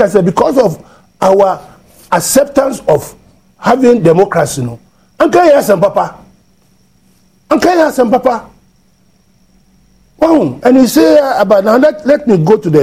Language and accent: English; Ghana; I'm a Ghanaian